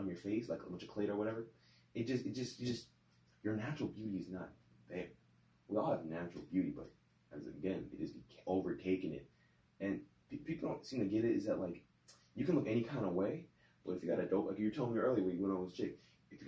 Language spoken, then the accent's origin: English; United States; we're American. I mean, how are we white? Yeah, you're so whitewashed, dude. Oh yeah, because we live in America